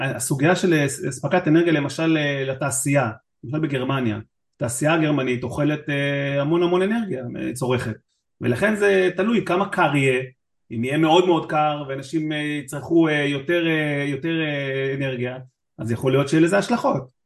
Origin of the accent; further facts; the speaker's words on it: Israel; אני מישראל